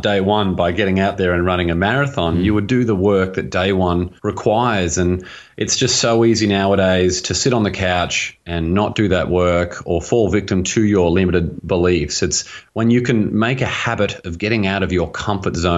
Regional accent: Australia; now in Los Angeles, United States; where I grew up in Australia, and it's an absolutely beautiful place. It was only when I moved to America

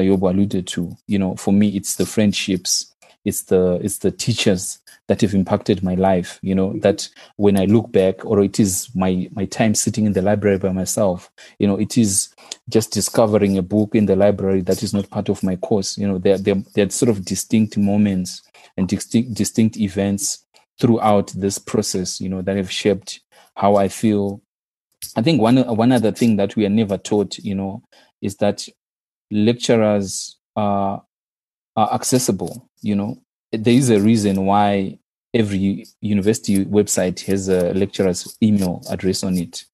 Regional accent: Zimbabwe; moved away as an adult; my first degree was in my home country, so I did my undergraduate in Zimbabwe

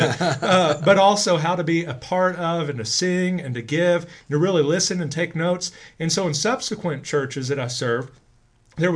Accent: Grand Prairie, Texas, United States; growing up in First Baptist in Grand Prairie

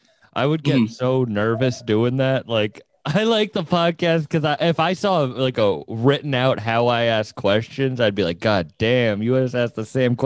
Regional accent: Massachusetts, United States; I'm from Massachusetts, actually

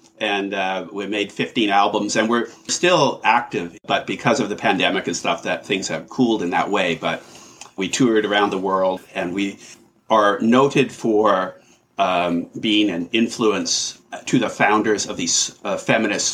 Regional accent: Vancouver, British Columbia, Canada; I grew up in Vancouver, Canada, in a working class family

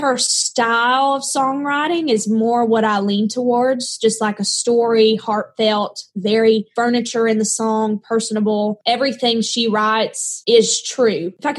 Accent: the South, United States; accent: Southern; This very successful coach is telling me to get rid of my accent.

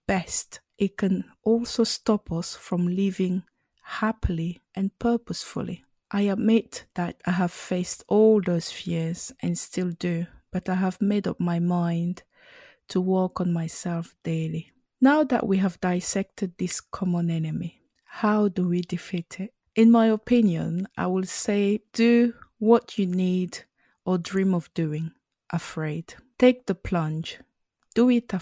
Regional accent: Cameroon; English is a second language; I am a Cameroonian born and I speak both French and English, but I grew up on the French speaking side.

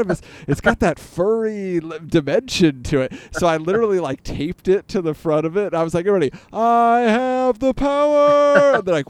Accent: California, United States; I grew up in California

